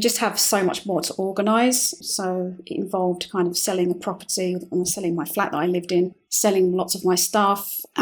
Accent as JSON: {"language": "English", "region": "London", "country": "United Kingdom", "moved": "as an adult", "lives_now": "Madrid, Spain", "said": "I'm from London"}